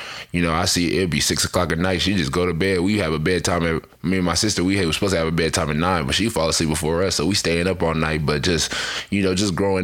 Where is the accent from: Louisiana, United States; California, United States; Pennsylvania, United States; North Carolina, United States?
California, United States; Fresno; moved away; Growing up in Fresno